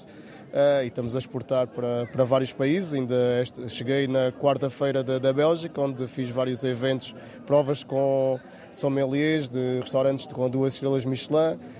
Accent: Vila Alva, Alentejo, Portugal; sou também lá da, da aldeia de, de Vilova, nasci lá e fui lá criado

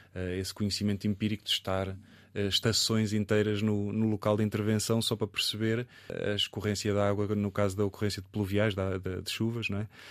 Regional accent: Coimbra, Centro, Portugal; foi muito bom viver e estar em Coimbra. Desde, eh, nasci em Coimbra

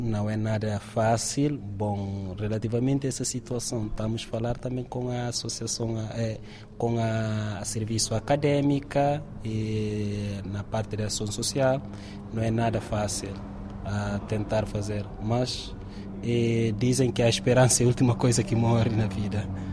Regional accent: Guinea-Bissau; moved away as an adult; also born or lived in Turkey; now in Évora, Portugal; venho de Guiné-Bissau

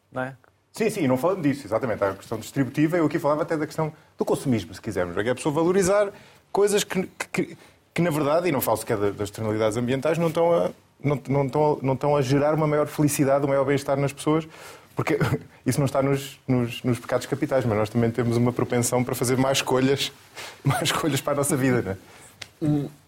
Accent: Coimbra, Centro, Portugal; born there; Nasci em Coimbra.

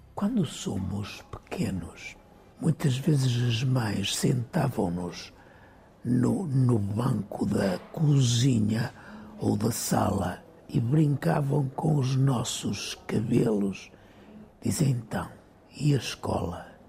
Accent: São João do Campo, Norte, Portugal; moved away as an adult; also born or lived in Lisbon; cresci em São João do Campo

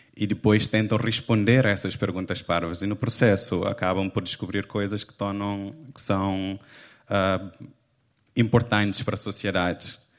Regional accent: Cape Verde; now in Portugal; eu crescendo não tinha acesso a livros

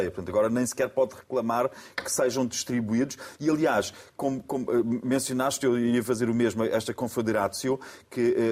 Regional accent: Austria; Eu, por sua vez, não, eu, por sua vez, sou austríaco de origem austríaca, mas tem um nome polaco.

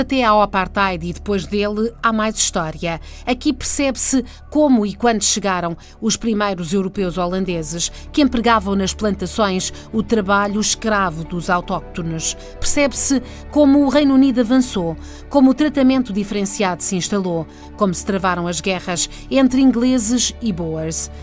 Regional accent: Maputo, Maputo City, Mozambique; eu tenho 25 anos de idade e sou moçambicana.

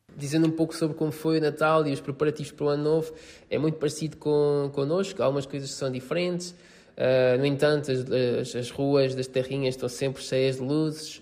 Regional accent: Montemor-o-Velho, Coimbra District, Portugal; moved away as an adult; now in Italy; sou de Monte Moro Velho, uma terrinha perto, perto de Coimbra

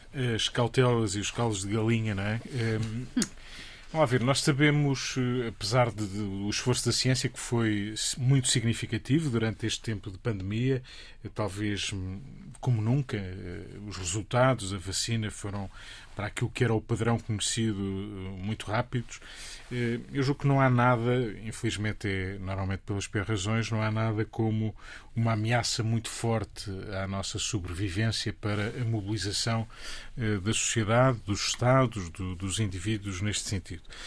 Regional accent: Portugal; Eu, enquanto português

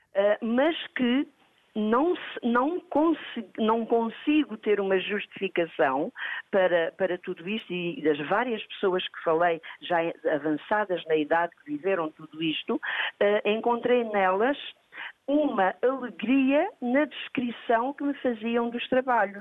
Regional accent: Lisbon, Portugal; also born or lived in Comporta; as memórias de uma comporta em que eu vivi uh, os primeiros anos da minha infância e depois vim para Lisboa e fui criada em Lisboa

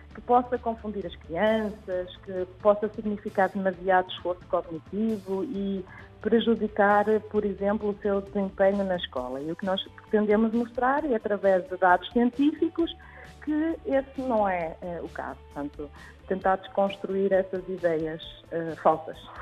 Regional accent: Germany; first language Portuguese and German; moved away as an adult; now in Portugal; eu própria, eh, cresci na Alemanha e adquiri então o português e o alemão desde a infância

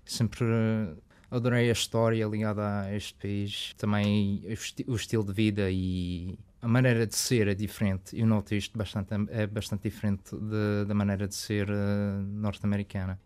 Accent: Canada; accent: Madeira; also born or lived in Madeira; Eu cresci no Canadá

